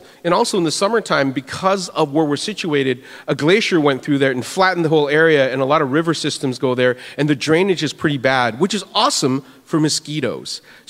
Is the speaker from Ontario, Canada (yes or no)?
no; Winnipeg, Manitoba, Canada; it's so wonderful just to see everybody here. For those who don't know me, I'm from Canada, and if you, anybody know where Winnipeg is?